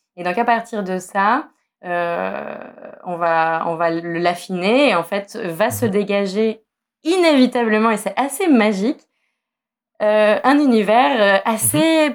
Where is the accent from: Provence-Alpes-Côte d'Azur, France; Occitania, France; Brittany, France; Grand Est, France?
Provence-Alpes-Côte d'Azur, France; Nice; j'ai grandi à Nice